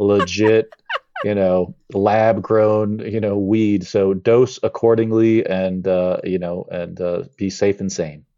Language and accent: English; Las Vegas, Nevada, United States; I love Vegas. It's my hometown.